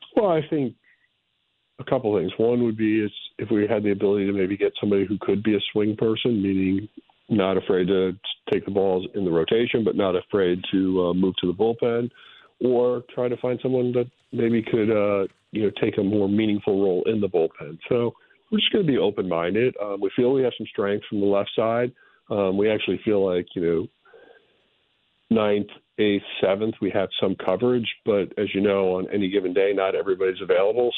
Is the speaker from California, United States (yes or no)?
no; Boulder, Colorado, United States; moved away; It's a great place to grow up and, uh, have very fond memories of Boulder.